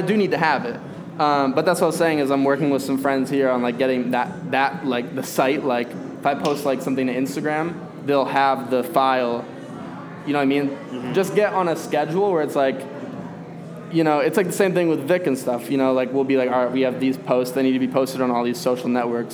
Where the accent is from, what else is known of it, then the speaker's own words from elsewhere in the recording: Arizona, United States; now in Chicago, United States; I grew up in Arizona in a Republican household.